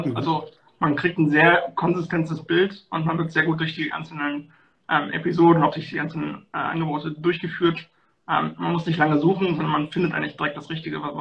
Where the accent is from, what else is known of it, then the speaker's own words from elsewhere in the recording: North Rhine-Westphalia, Germany; ich komme hier aus der Nähe von Köln